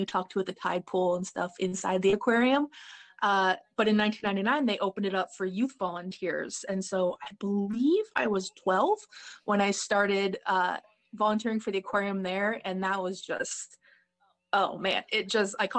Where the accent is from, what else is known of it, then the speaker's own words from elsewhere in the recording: Oregon, United States; also born or lived in Pennsylvania; I moved from Pennsylvania back in the very early 90s, and we came out here. My parents saw Oregon in a magazine. They're like, that's what we want to raise kids